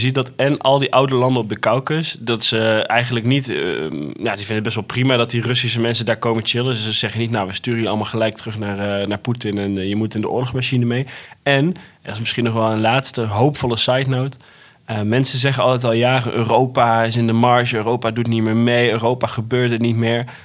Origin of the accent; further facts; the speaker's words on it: Netherlands; als Nederlander